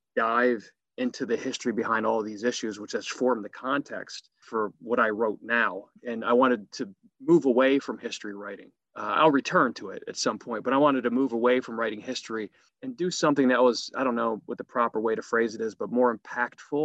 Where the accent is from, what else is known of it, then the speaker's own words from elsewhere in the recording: Harrisburg, Pennsylvania, United States; also born or lived in Bradford; I was born in Bradford, but raised in Harrisburg, Pennsylvania